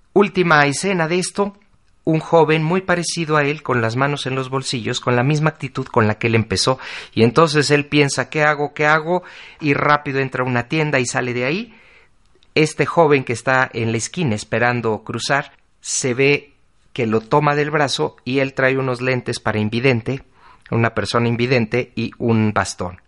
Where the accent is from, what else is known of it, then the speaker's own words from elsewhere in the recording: Mexico; Para nosotros como mexicanos